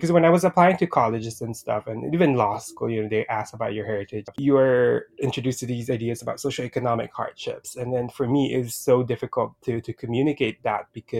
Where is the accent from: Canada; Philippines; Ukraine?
Philippines; now in Hawaii, United States; I come from the Philippines. My background is Southeast Asian Pacific Islander. The family tale is that I have a Japanese side from my mother's side, but we don't really know. I moved to Hawaii in 2009, and I've been living here for 10 years.